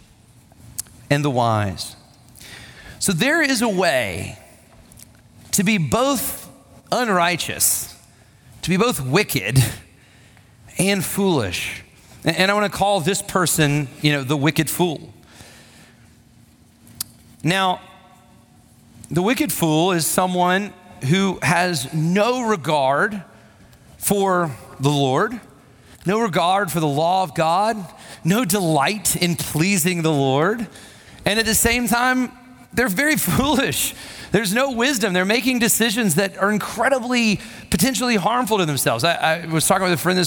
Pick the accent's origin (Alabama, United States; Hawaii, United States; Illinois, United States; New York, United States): Alabama, United States; Huntsville; When I was a kid, I went to a big church. My dad was on staff at this church, and it was a well-respected church and there in Huntsville, Alabama